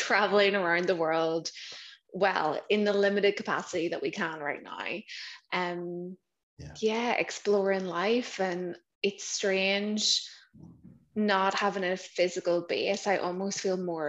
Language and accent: English; Belfast, Northern Ireland, United Kingdom; moved away as an adult; also born or lived in England; I'm originally from Belfast in Northern Ireland